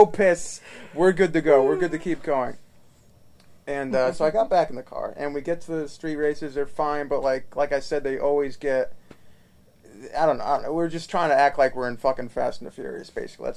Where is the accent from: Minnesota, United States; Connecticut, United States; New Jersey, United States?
Connecticut, United States; moved away as an adult; also born or lived in Massachusetts; now in Austin, United States; I grew up in Connecticut